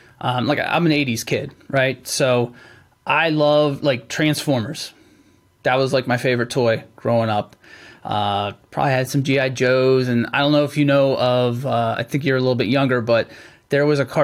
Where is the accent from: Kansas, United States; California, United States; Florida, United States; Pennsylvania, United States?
Pennsylvania, United States; I grew up in Central Pennsylvania.